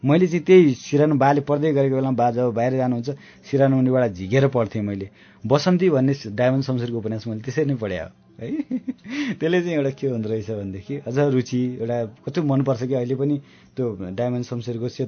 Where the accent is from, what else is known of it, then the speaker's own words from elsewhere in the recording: Bagmati, Nepal; घरमा हाम्रो चितवनमा एकदम गर्मी हुने